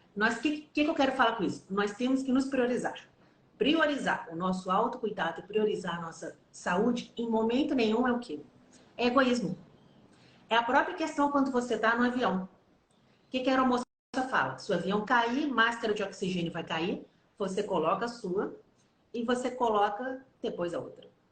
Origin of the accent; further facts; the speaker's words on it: Minas Gerais, Brazil; Eu sou mineira